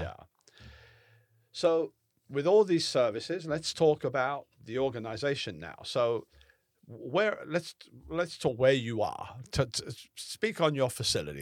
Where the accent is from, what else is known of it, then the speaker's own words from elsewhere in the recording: Southern California, United States; moved away; I'm from Southern California